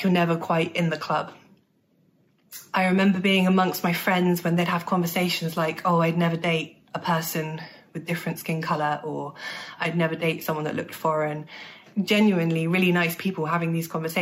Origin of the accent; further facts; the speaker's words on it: Bournemouth, South West England, United Kingdom; England. They'll say, no, no, no, originally, where are you from? And I'll say Bournemouth, England.